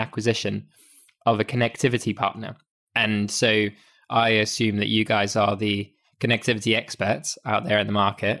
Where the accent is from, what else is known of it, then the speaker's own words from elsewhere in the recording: Zimbabwe; moved away; I grew up in Zimbabwe. My mum still lives over there